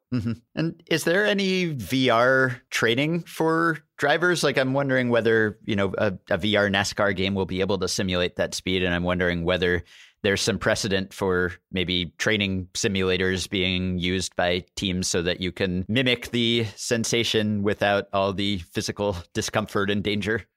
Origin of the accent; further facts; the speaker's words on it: New York City, New York, United States; I grew up in Manhattan and have always lived here